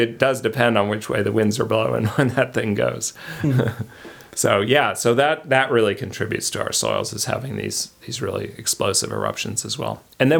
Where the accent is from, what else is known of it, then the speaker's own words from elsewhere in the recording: Denver, Colorado, United States; moved away as an adult; also born or lived in Pocatello, Idaho / Los Angeles, California; now in Lewiston, United States; I grew up in Denver